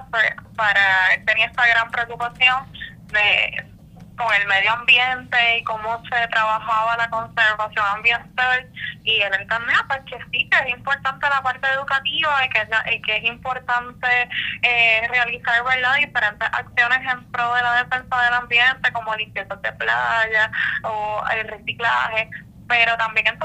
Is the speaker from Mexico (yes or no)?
no; Loíza, Puerto Rico; nací y me crié en Loíza